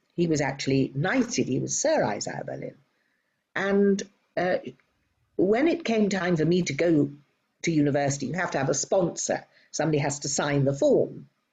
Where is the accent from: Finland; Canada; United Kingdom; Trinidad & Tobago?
United Kingdom; moved away as an adult; now in Robertson, Australia; I am indeed British Australian.